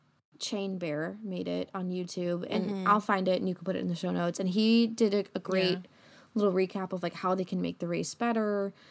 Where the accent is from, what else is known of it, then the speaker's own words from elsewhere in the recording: Midwest, United States; We're from the Midwest. We drive everywhere.